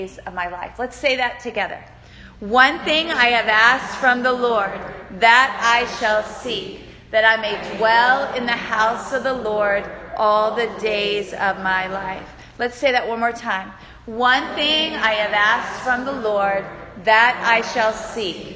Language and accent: English; Newport News, Virginia, United States; moved away as an adult; also born or lived in Cincinnati, Ohio; I grew up in Newport News, Virginia, but I left there and I went all the way to Cincinnati, Ohio